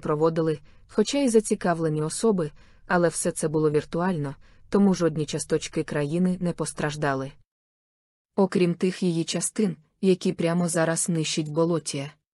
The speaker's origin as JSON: {"language": "Ukrainian", "country": "Ukraine", "said": "Ми з України"}